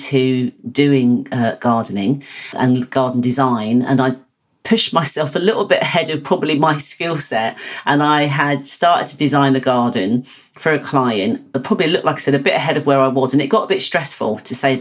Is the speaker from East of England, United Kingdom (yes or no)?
yes; Hertfordshire, East of England, United Kingdom; I was brought up in Hertfordshire, which is Greenbelt.